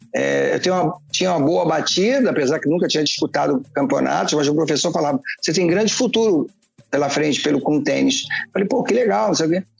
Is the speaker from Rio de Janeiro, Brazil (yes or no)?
yes; Rio de Janeiro, Brazil; eu sou carioca do Rio de Janeiro, do bairro de São Cristóvão